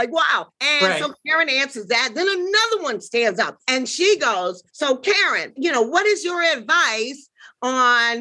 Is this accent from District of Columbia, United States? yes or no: yes; Washington, District of Columbia, United States; from Washington, D.C. originally